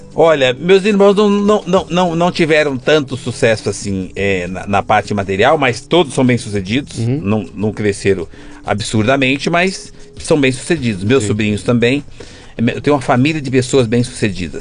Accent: São Paulo, Brazil; also born or lived in Campos Altos, Minas Gerais; Eu sou caipira de Campos Alto. Eu vim para São Paulo com quatro anos. Sou é, mineiro

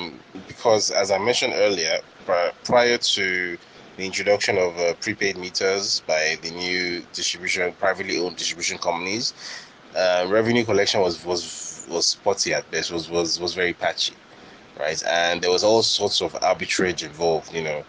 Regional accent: Nigeria; You know, I don't really get anything else from being a Nigerian. So, you know, after all, Nigeria has oil

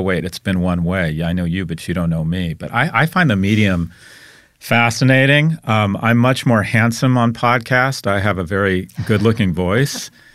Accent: United States; I'm an American

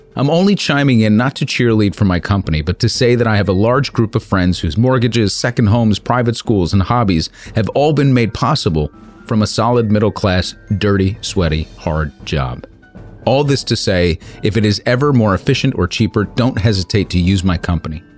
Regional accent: New York, United States; As a New Yorker

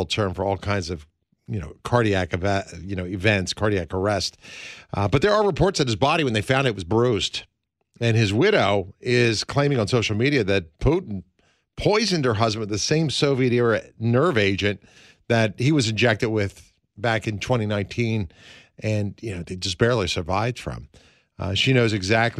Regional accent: United States; we're Americans

